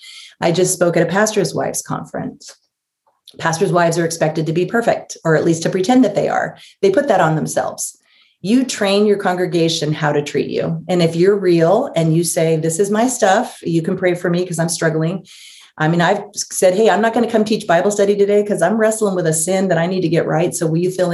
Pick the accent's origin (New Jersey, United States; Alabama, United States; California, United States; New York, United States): California, United States; Los Angeles; moved away; also born or lived in San Francisco Bay Area; I was born in Los Angeles